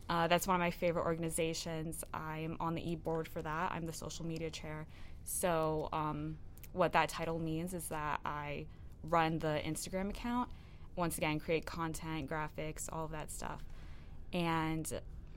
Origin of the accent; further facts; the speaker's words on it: New York, United States; moved away; I am from New York